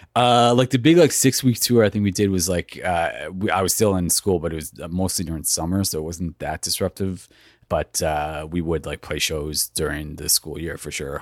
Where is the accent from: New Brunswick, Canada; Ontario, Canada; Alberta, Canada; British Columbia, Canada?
Ontario, Canada; Toronto; I grew up in Etobicoke in the western part of Toronto.